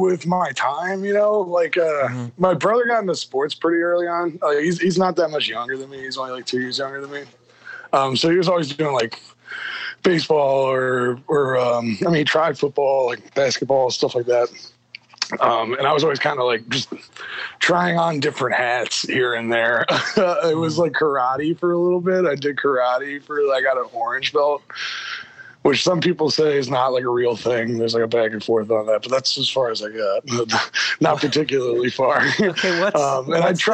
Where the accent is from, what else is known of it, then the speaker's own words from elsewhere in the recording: New York, United States; now in Philadelphia, United States; Growing up in New York